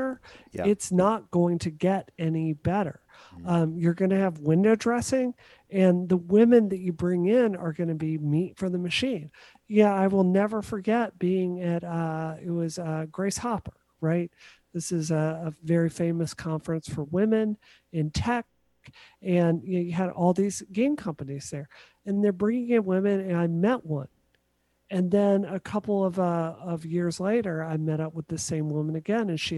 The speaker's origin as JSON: {"language": "English", "region": "Mississippi", "country": "United States", "tie": "born or raised there", "moved": "yes", "said": "I grew up in Mississippi."}